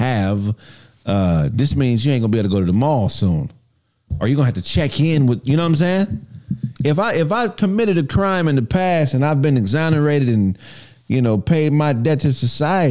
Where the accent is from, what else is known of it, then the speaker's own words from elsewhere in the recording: Los Angeles, California, United States; growing up in South Central Los Angeles